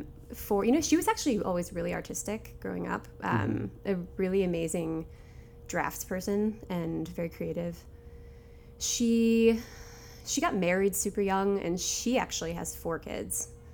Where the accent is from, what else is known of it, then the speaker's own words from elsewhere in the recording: Michigan City, Indiana, United States; So I'm from Indiana.